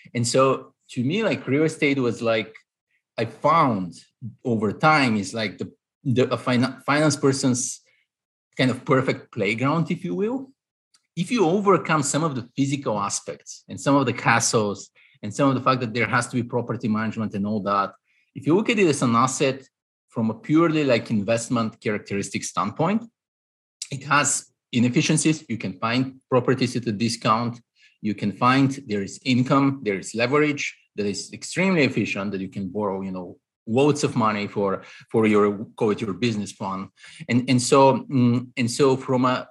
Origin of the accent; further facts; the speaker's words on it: Bulgaria; moved away as an adult; now in New York, United States; I'm Eastern European, Bulgarian originally. So I grew up in Eastern Europe. I came to the US at 22 for my master's